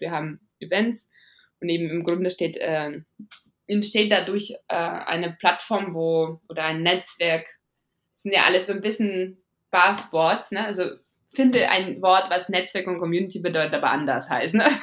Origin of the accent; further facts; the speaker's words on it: Riga, Latvia; German is a second language; moved away as an adult; now in Munich, Germany; ich bin äh, in Riga geboren und aufgewachsen.